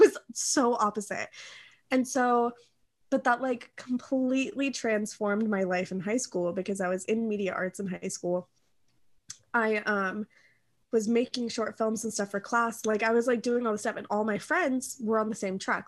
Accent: Kentucky, United States; I'm literally from Kentucky

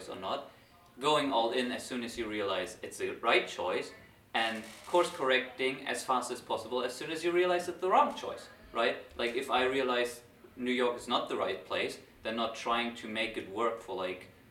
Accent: Germany; I go back to Germany, to my hometown, back to my parents' house

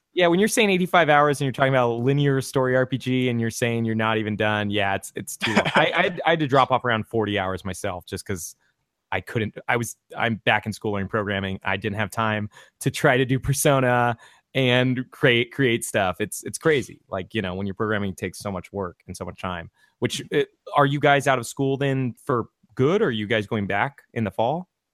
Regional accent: California, United States; I'm from California

